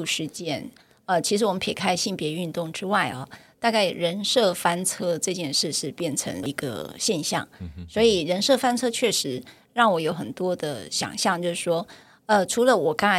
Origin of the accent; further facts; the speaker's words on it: Taiwan; first language Taiwanese; Chinese is a second language; 因为我那时候讲方言要罚钱的。那我那时候就只会讲台语，不会讲国语啊，所以呃，我完全听不懂老师在说什么